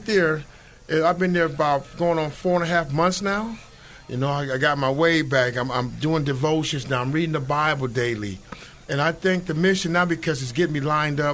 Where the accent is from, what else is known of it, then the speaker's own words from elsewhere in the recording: San Diego, California, United States; I was born and raised in San Diego